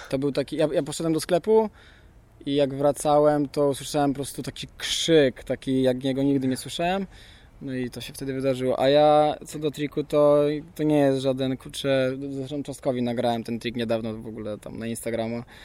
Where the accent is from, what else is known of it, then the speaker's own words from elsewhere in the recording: Łódź, Łódź Voivodeship, Poland; Jesteśmy z Łodzi